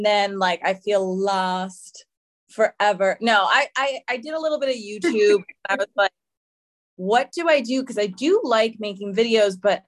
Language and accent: English; Boston, Massachusetts, United States; also born or lived in Providence, Rhode Island; I'm from Boston, Massachusetts